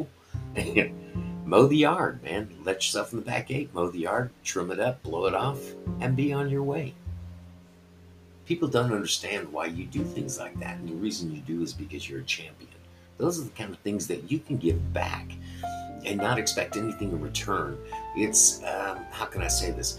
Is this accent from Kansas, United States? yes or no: no; Colorado, United States; also born or lived in Texas; I was born in Texas, but at the age of two, moved to Colorado and knew what these winters were like